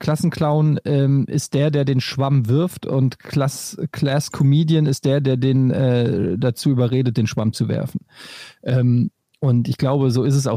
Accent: Frankfurt, Hesse, Germany; Bei uns in Frankfurt

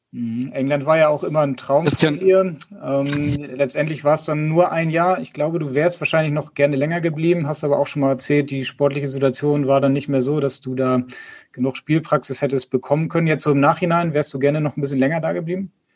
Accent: Bad Oldesloe, Schleswig-Holstein, Germany; da ich ja auch gebürtiger Bad Oldesloer bin und beim VfL gespielt habe

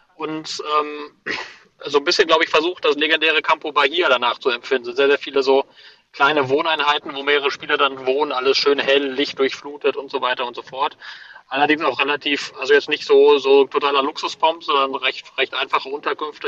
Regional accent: Cologne, North Rhine-Westphalia, Germany; Ich wurde auf Englisch nach meiner Geburtsstadt gefragt und habe eingetragen Cologne.

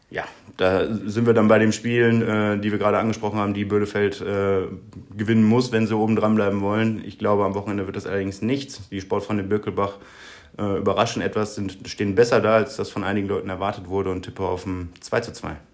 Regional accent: Gevelsberg, North Rhine-Westphalia, Germany; also born or lived in Dortmund; now in Essen, Germany; Ich bin ein äh, Kind des Ruhrgebiets, mehr oder weniger. Ich bin geboren in Gefelsberg, habe da meine Kindheit verbracht

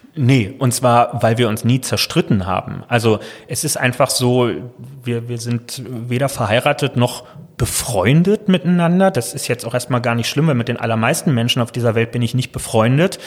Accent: Berlin, Germany; als Berliner

